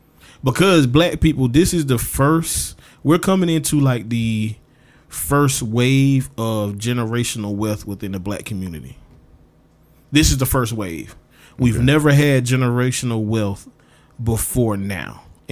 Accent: South Carolina, United States; moved away; And I'm from South Carolina. Right. But what I always tell people is, because when I moved out west, I used to get that question a lot.

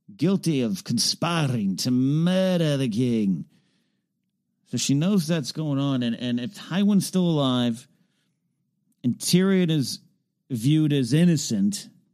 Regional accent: Arroyo Grande, California, United States; moved away; my hometown is Arroyo Grande, California

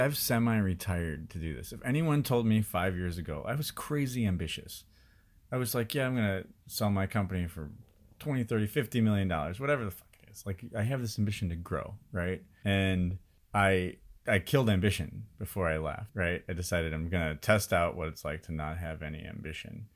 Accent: Chicago, Illinois, United States; moved away as an adult; also born or lived in India

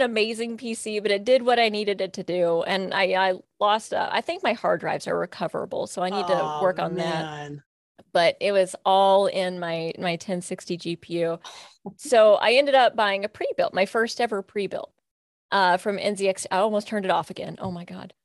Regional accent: Kentucky, United States; I'm from Kentucky and from a small Kentucky town

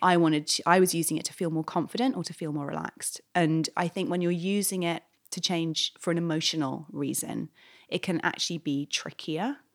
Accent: London, United Kingdom; moved away as an adult; now in New York, United States; I moved to New York eight years ago. I'm from London originally

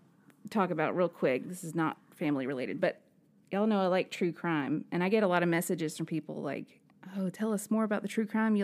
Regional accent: Birmingham, Alabama, United States; I'm from Birmingham

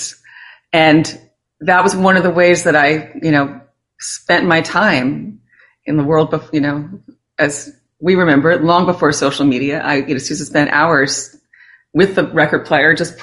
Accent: New York City, New York, United States; I grew up in New York City

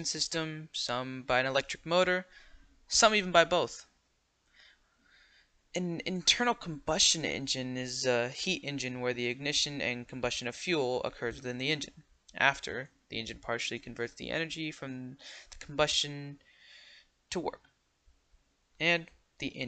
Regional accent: United States; I'm American

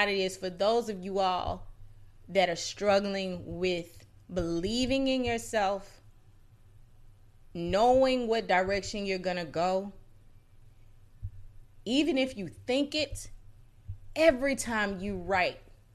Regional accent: Mississippi, United States; moved away; I come from Mississippi. I come from not just the South, but the Deep South

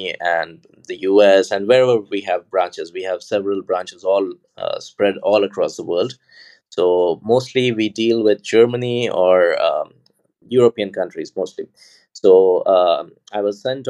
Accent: India; moved away as an adult; now in Budapest, Hungary; I'm from India, but right now I live in Budapest, in Hungary.

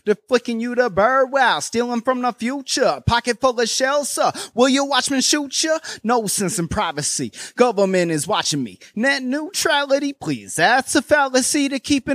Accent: Southern Vermont, United States; I'm from Southern Vermont

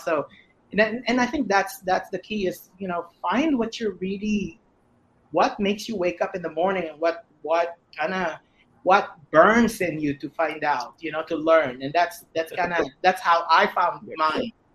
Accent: Philippines; I'm Filipino

